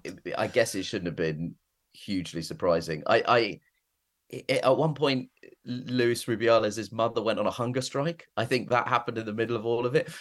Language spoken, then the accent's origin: English; United Kingdom; I am British and was born in Britain